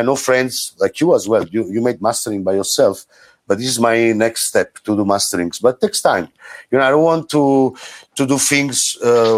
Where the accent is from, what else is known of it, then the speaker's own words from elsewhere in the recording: Caserta, Campania, Italy; also born or lived in Naples; I grew up in Napoli. Scene. I'm from Caserta, but the scene, the music scene was in Napoli